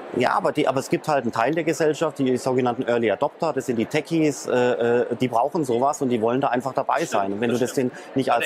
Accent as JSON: {"language": "German", "country": "Germany", "said": "ich als äh, Deutscher"}